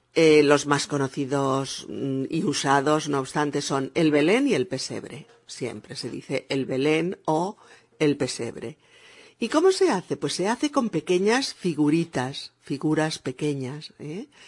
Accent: Spain; also born or lived in Barcelona; mi país, España

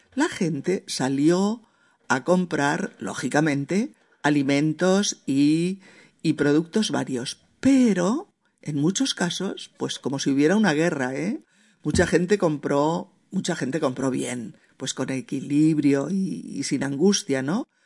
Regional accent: Spain; En mi país

